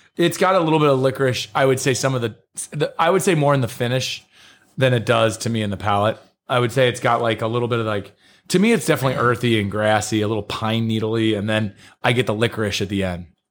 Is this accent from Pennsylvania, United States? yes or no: no; near Cincinnati, Northern Kentucky, United States; grew up like more or less where Kentucky, Ohio, and Indiana touch